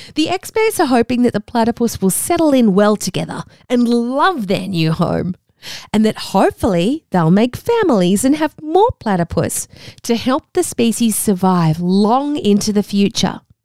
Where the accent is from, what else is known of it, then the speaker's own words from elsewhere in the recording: Australia; accent: Australian; I have an Australian accent. Because I grew up here in Australia